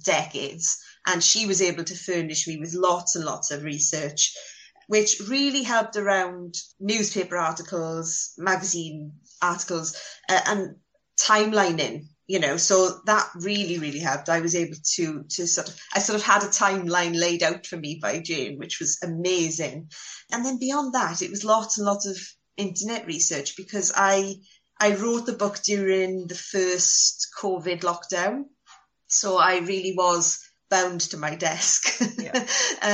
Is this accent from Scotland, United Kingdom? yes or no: no; Wales, United Kingdom; as a Welsh schoolgirl